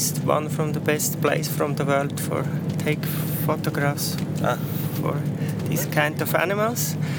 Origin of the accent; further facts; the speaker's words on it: Switzerland; from Switzerland.